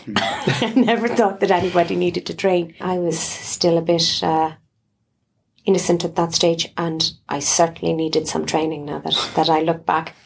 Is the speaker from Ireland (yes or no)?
yes; Galway, Connacht, Ireland; I grew up in Galway City